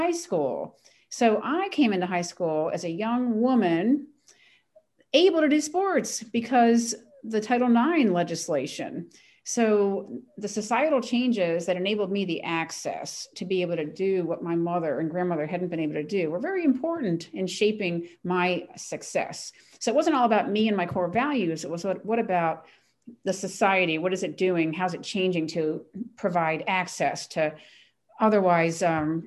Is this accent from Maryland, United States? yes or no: yes; Ellicott City, Maryland, United States; I was a tomboy, born and raised in Ellicott City, Maryland